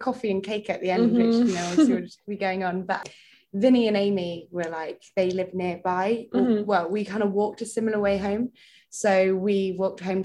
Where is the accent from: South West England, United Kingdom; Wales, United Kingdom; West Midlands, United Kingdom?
South West England, United Kingdom; North Devon; moved away as an adult; now in Bath, United Kingdom; I'm from North Devon originally, by the sea